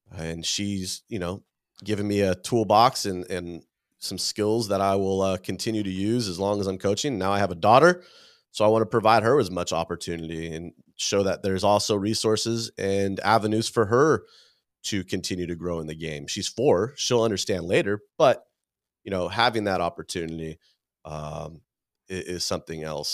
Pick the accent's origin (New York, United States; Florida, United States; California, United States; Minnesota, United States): California, United States; I grew up here in California